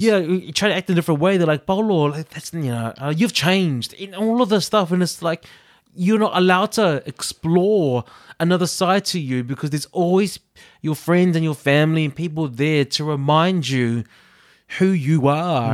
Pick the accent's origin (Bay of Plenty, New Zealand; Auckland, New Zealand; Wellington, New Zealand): Auckland, New Zealand; now in Liverpool, United Kingdom; if I did my hometown, it would be South Auckland